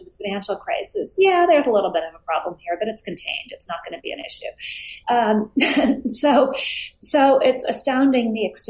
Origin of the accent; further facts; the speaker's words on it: Hibbing, Minnesota, United States; So Hibbing is a small town about a four-hour drive north of Minneapolis-St. Paul. It's often the coldest spot in the United States